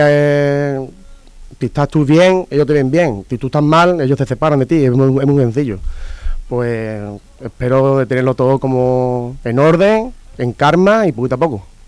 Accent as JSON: {"language": "Spanish", "town": "Seville", "region": "Andalusia", "country": "Spain", "said": "vengo de Sevilla"}